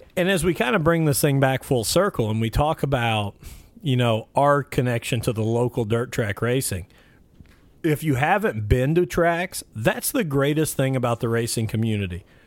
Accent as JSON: {"language": "English", "town": "Mitchell", "region": "Indiana", "country": "United States", "tie": "born or raised there", "said": "my hometown of Mitchell, Indiana."}